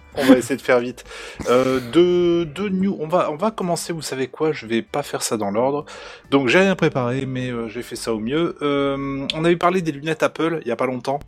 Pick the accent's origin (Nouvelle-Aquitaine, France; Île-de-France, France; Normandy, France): Normandy, France; now in East of France, France; je viens de Normandie